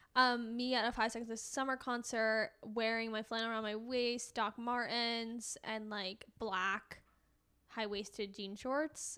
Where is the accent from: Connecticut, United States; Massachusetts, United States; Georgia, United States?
Connecticut, United States; growing up in Connecticut, didn't really live near the sh, like, I lived, like, twenty minutes from the shore.